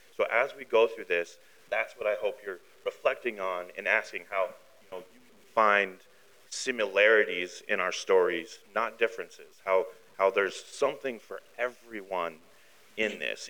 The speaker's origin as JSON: {"language": "English", "town": "Billings", "region": "Montana", "country": "United States", "tie": "born or raised there", "said": "born in Billings, raised in Billings."}